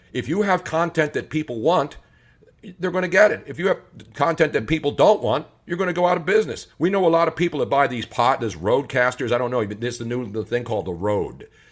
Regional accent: Philadelphia, Pennsylvania, United States; moved away; also born or lived in San Francisco; I love following Philly sports stories and Philly news stories because it's still my hometown

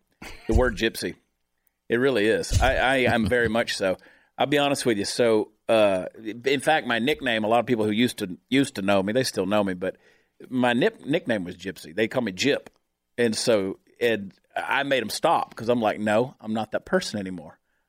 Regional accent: Georgia, United States; also born or lived in New Jersey; But no, I was born in New Jersey, of course. I 4 months of my life there and then grew up in Georgia. But I did. I bounced all over the world, really, and spent a lot of time in a lot of places.

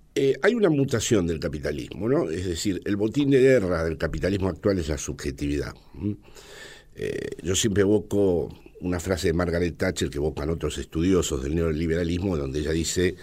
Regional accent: Buenos Aires, Argentina; moved away as an adult; also born or lived in Villa Martelli, Argentina; now in Madrid, Spain; yo nací en el Hotel Crillon, probablemente mi padre era peronista y tenía que ver con ese hotel

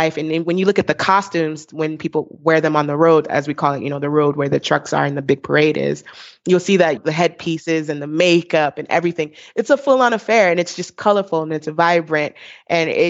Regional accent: Fort Lauderdale, Florida, United States; moved away as an adult; also born or lived in Brooklyn, New York; now in Bay Area, United States; I grew up between, you know, Brooklyn and, you know, Fort Lauderdale

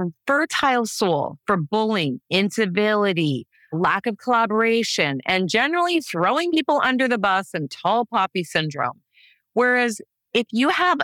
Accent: Canada; I come from Canada

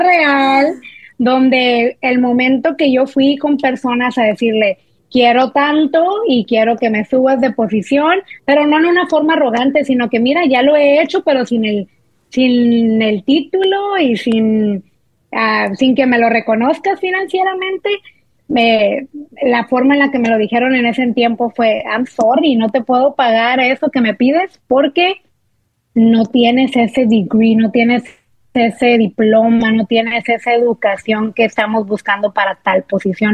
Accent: Monterrey, Nuevo León, Mexico; nosotros somos de Monterrey, soy regia de corazón

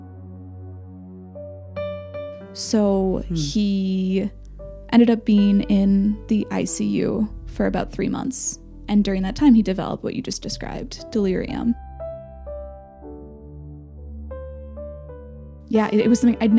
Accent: Minneapolis, Minnesota, United States; moved away; also born or lived in France; growing up in Minneapolis

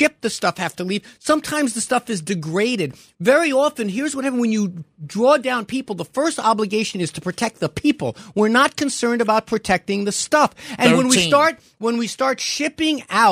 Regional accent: New York City, New York, United States; my hometown of Brooklyn.

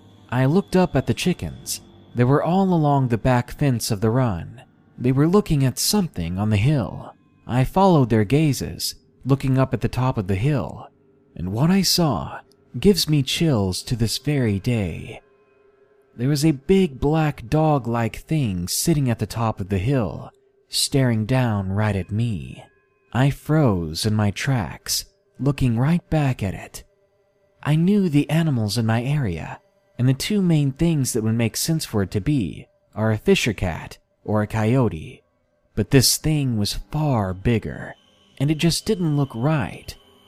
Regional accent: Massachusetts, United States; in my home state of Massachusetts, we're no strangers to snow.

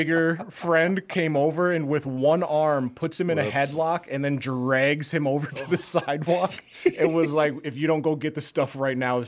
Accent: Polk County, Wisconsin, United States; in my hometown, they built a new, Polk County, Wisconsin

